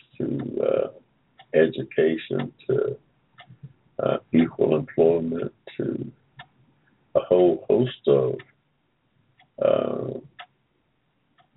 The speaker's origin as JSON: {"language": "English", "region": "Georgia", "country": "United States", "tie": "born or raised there", "said": "I was born in Georgia in 1945"}